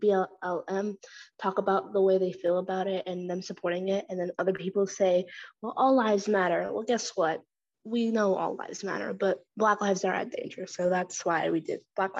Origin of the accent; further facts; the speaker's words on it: Norman, Oklahoma, United States; I'm from Norman, Oklahoma